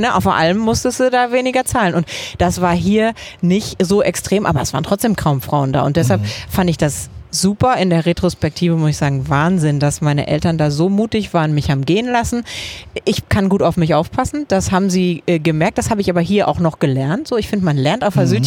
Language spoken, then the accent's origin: German; Dortmund, North Rhine-Westphalia, Germany; moved away as an adult; now in Cologne, Germany; Ich bin im Dortmunder Süden aufgewachsen